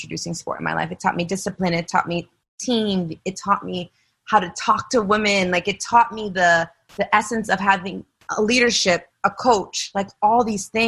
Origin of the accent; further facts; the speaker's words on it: Gardner, Massachusetts, United States; I was born and raised in Massachusetts, small town, Gardner